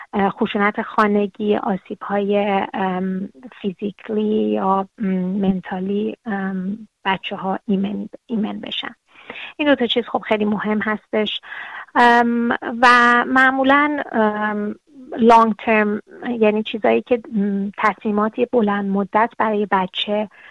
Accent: Iran; now in Australia; ما از ایران هستیم

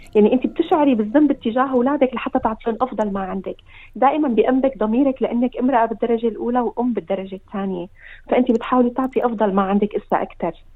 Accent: Syria; moved away as an adult; also born or lived in Iraq; now in Australia; نحن طلعنا من سوريا بظروف الحرب كانت كثير قاسيه واتجهنا نحن للعراق

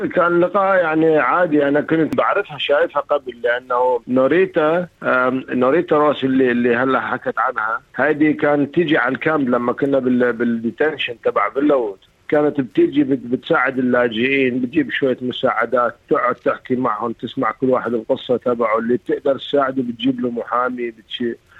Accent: Iraq; moved away as an adult; now in Australia; انا اصلي من العراق

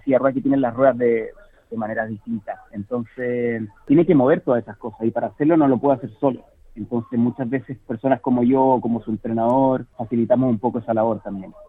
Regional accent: Chile; moved away as an adult; also born or lived in Sydney, Australia / New South Wales, Australia; now in Australia; yo jugaba tenis en Chile antes de venirme acá a vivir a Australia

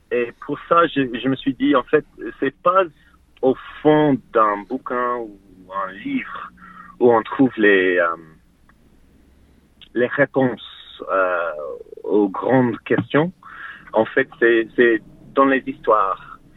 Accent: Australia; French is a second language; also born or lived in Melbourne; now in Sydney, Australia

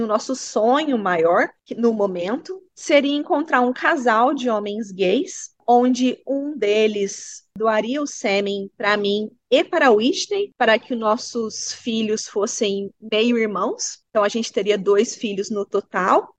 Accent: Brazil; now in Bunbury, Australia; Eu sou brasileira

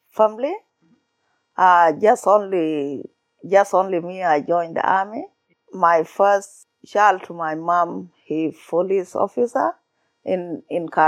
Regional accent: South Sudan; English is a second language; In our country, the life before is good when the war not start.

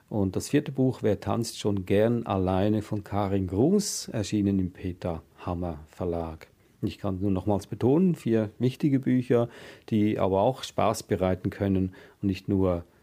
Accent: Switzerland; ich bin auch in einer sehr grundfesten Demokratie aufgewachsen in der Schweiz

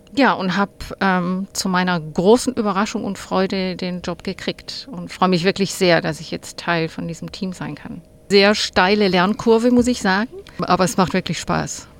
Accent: Hegau, Baden-Württemberg, Germany; now in Australia; ursprünglich komme ich aus dem schönen Hegau

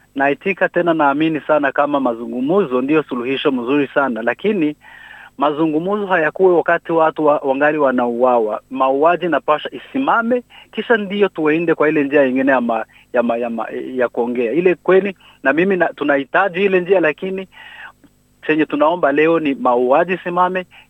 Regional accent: South Kivu, DR Congo; now in New South Wales, Australia; Sisi ni Wakongomani, hatuko Wanyarwanda, tunasomea Kongo, tunatumika Kongo.

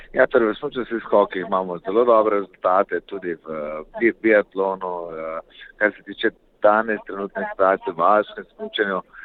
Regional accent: Slovenia

